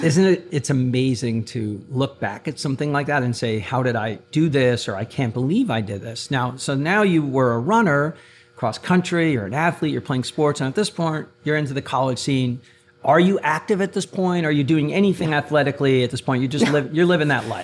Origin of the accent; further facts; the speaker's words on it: Maplewood, New Jersey, United States; I grew up in Maplewood, South Orange